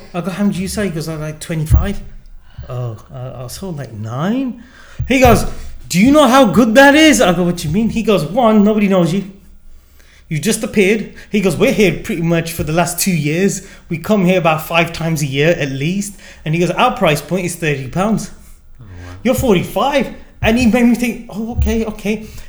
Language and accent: English; India; And then immediately in our head, it was like, we're Indian.